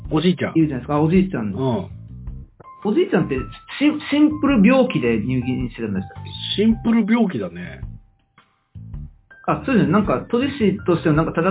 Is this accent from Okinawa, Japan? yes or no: yes; Okinawa, Japan; 僕と比嘉さん沖縄出身なんですけど、